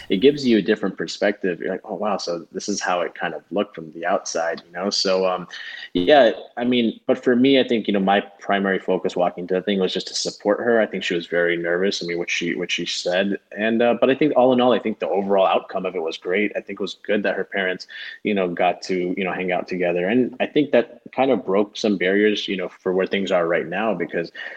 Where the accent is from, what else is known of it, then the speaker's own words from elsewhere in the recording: Broward County, South Florida, United States; also born or lived in Clearwater, Florida / Miami, Florida; we bro- both grew up in Broward County, which I feel like even though it's South Florida